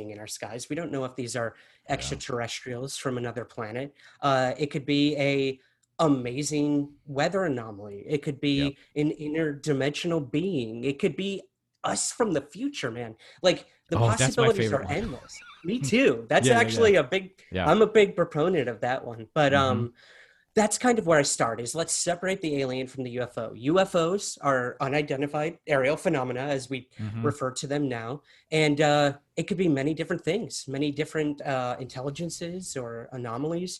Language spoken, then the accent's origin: English; Syracuse, New York, United States; moved away; I'm originally from Syracuse, New York.